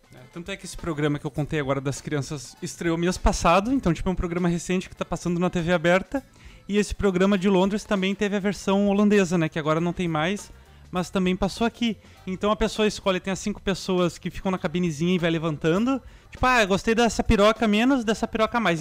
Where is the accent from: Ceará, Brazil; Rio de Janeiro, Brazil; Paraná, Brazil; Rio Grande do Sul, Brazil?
Rio Grande do Sul, Brazil; Canoas; moved away; eu vim de Canoas, né? Uma cidade que nem é capital uh, do Rio Grande do Sul.